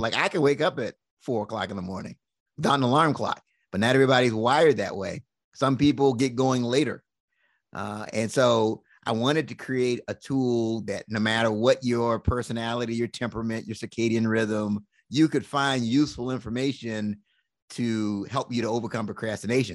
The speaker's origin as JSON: {"language": "English", "town": "Washington", "region": "District of Columbia", "country": "United States", "tie": "born or raised there", "said": "I was born and raised in Washington, D C"}